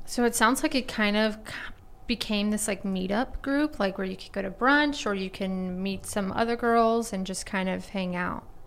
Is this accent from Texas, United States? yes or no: yes; Rockwall, Texas, United States; also born or lived in Austin / Dallas; I'm from Rockwall